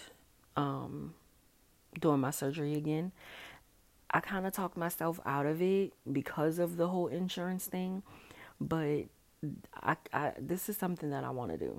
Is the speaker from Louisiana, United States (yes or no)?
yes; New Orleans, Louisiana, United States; also born or lived in Dallas; I am from New Orleans